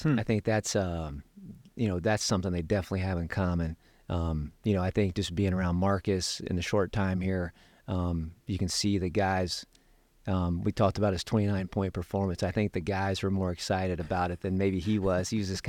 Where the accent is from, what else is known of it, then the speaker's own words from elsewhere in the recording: Dayton, Ohio, United States; Michael Jordan, John Paxson is from my hometown, from Dayton, Ohio.